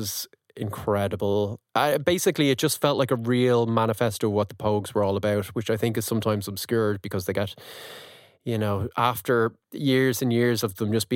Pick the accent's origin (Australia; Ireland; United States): Ireland